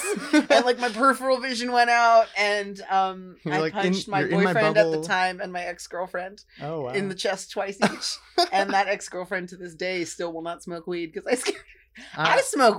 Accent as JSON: {"language": "English", "town": "Marin County", "region": "California", "country": "United States", "tie": "born or raised there", "said": "I was born and raised in Marin County."}